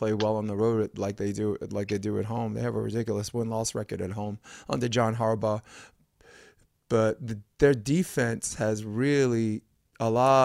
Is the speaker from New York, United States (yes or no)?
yes; New York, United States; as native New Yorkers, we're born to despise people from the New England sports area